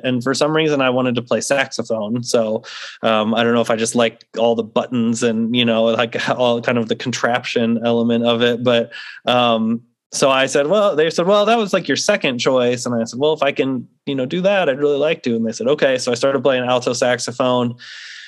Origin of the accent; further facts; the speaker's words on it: St. Louis, Missouri, United States; now in North Carolina, United States; I grew up in St. Louis, Missouri. That's where I'm from